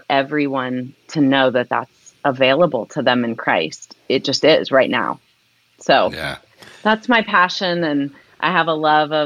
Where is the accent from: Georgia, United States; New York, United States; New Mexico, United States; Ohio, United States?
Ohio, United States; Columbus; moved away as an adult; also born or lived in Cincinnati, Ohio; I grew up in the Columbus, Ohio area.